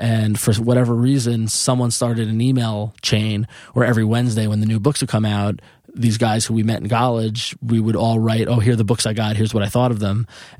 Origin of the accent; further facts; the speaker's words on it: Long Island, New York, United States; I come from Long Island, Italian family.